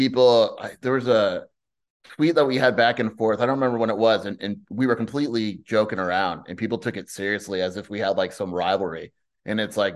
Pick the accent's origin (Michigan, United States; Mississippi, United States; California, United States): California, United States; Southern; moved away as an adult; now in Tucson, United States; I grew up in SoCal. You know, I've been in Tucson since I went here in 2001, but I lived in Southern California